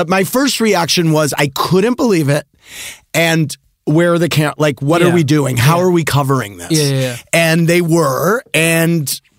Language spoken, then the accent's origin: English; St. Louis, Missouri, United States; Sandoval's from St. Louis, my hometown.